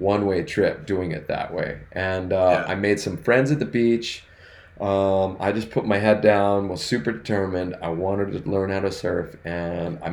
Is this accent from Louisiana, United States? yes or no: no; Northern California, United States; now in Southern California, United States; we grew up in Northern California, and we had a place in Lake Tahoe